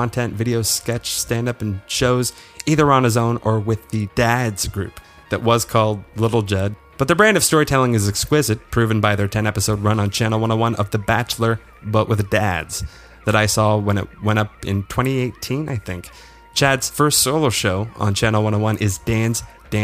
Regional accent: Waterloo, Ontario, Canada; moved away as an adult; I'm from Waterloo, Ontario

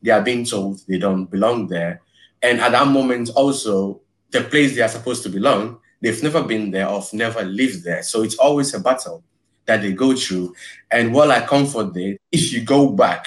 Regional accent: Ghana; now in Belgium; I was born in Ghana. I lived in Ghana, and I knew what it is like to be a Ghanaian

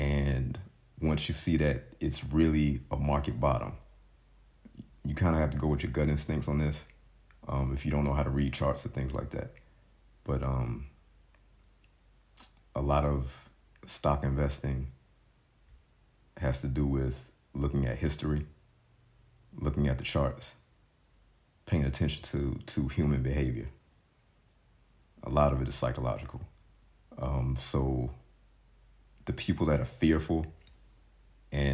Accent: United States; moved away; I grew up in the States

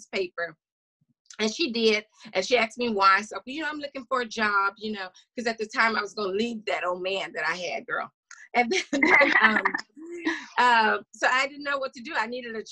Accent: small town Louisiana, United States; moved away as an adult; also born or lived in Tennessee; that was the first time I left my hometown.

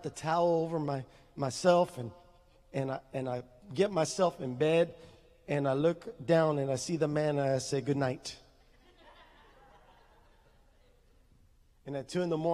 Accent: San Benito, Texas, United States; also born or lived in Harlingen, Texas; I'm from San Benito

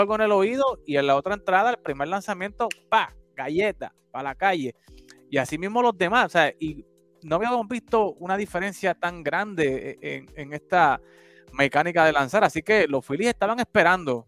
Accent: Puerto Rico; moved away; como buen puertorriqueño, aunque estamos en la diáspora

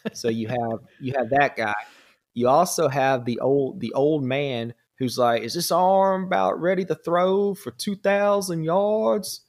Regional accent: Georgia, United States; accent: southern drawl; I'm actually from Georgia

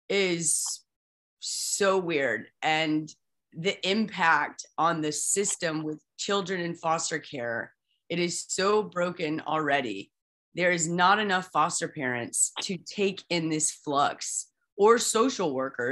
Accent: Midwest, United States; Nika, I'm from the Midwest too, you know this as well.

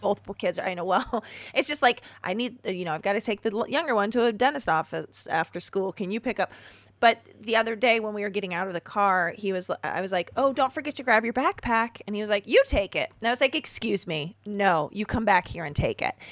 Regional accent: Chicago suburbs, Illinois, United States; I grew up in the Chicago suburbs

